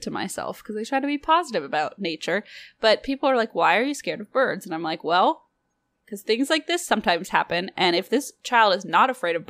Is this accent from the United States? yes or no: yes; Illinois, United States; Parentheses, I'm from Illinois.